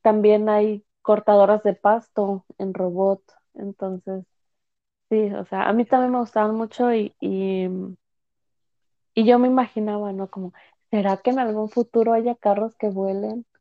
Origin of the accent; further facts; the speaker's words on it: United States; also born or lived in Mexico; yo la verdad crecí acá en Estados Unidos